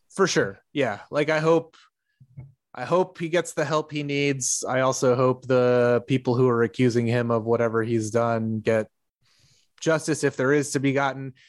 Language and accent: English; the South, United States; also born or lived in Tennessee; growing up in the South